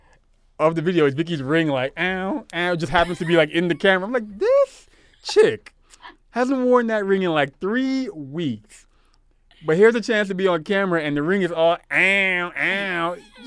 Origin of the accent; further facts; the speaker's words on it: Brooklyn, New York, United States; I'm from Brooklyn.